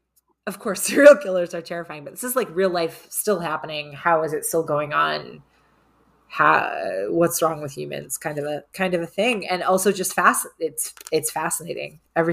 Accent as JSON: {"language": "English", "country": "Ireland", "said": "I am Irish."}